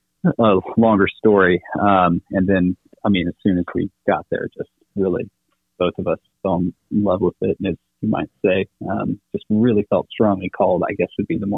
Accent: Xiamen, Fujian, China; moved away as an adult; So I grew up in China, in the southeast, little island called Xiamen.

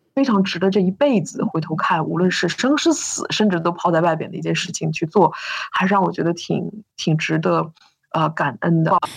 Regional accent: Northeast China, China; moved away; 我是个北方人，就是，就是个非常东北的那种关爱

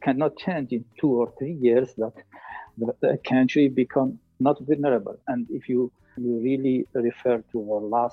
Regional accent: Algeria; I'm originally from Algeria

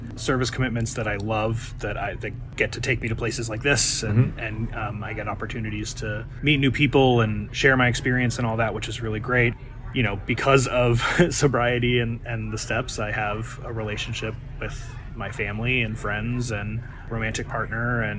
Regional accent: Santa Cruz, California, United States; I'm from Santa Cruz, California

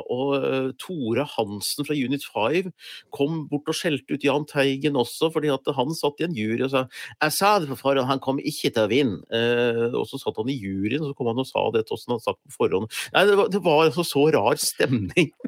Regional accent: Gjøvik, Innlandet, Norway; jeg kom jo fra Hunndalen

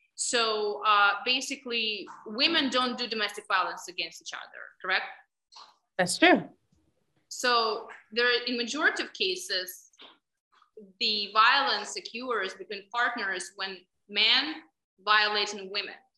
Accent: Ukraine; accent: Russian; English is a second language; moved away as an adult; now in United States; I was born in Ukraine, and mentality of women and upbringing of girls in Ukraine is very different from United States. So we are taught probably since young age to tolerate a lot

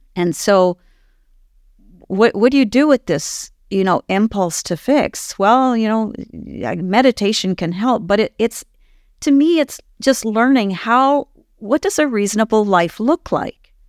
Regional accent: Ottawa, Ontario, Canada; moved away; I actually was born and raised in Ottawa

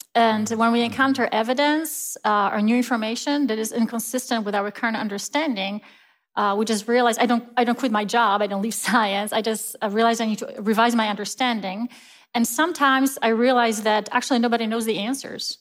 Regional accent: Poland; moved away as an adult; now in United States; I grew up in Poland, and I was raised, uh, in a Christian faith

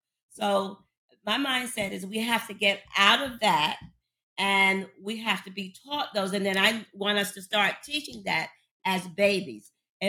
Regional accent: Paterson, New Jersey, United States; coming from a small town in Paterson, New Jersey, and P-Town, of course, is for Paterson, New Jersey. I come from the Christopher Columbus Projects, where drug abuse and violence was the norm.

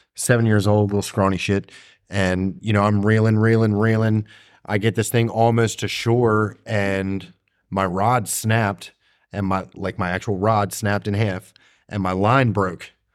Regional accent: Maryland, United States; I'm from Maryland

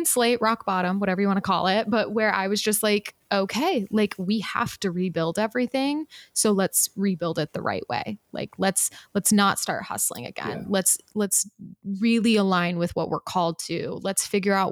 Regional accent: Utah, United States; I was raised Mormon in Utah

